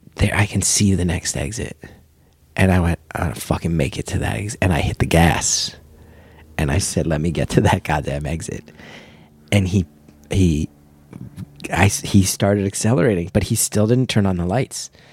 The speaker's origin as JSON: {"language": "English", "region": "New Jersey", "country": "United States", "tie": "born or raised there", "said": "growing up in New Jersey"}